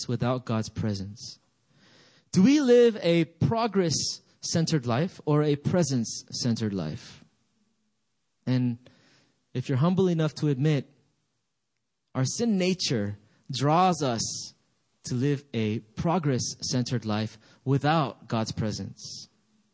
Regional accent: United States; also born or lived in Gambia; I grew up in America.

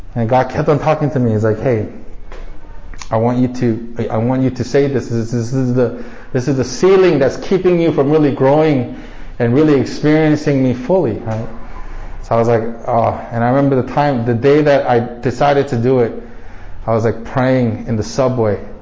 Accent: United States; growing up as Asian American in a predominantly white neighborhood in America

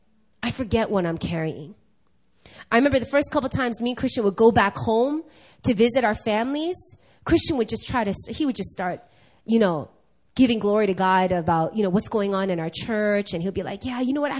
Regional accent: New York, United States; now in Korea; I'm born and raised in New York.

